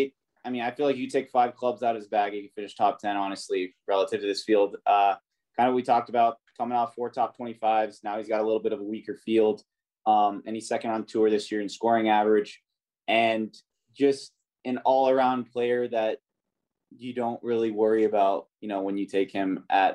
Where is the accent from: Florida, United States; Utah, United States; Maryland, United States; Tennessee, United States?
Florida, United States; Orlando; I'm from Orlando, so the Rollins alumni